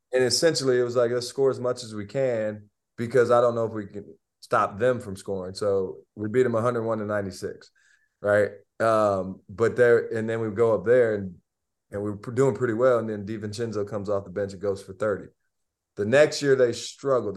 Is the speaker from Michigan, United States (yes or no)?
yes; Albion, Michigan, United States; I'm from Albion Michigan it's like 30 minutes away I watched I watched Kenyon their dad play when I was in, in middle school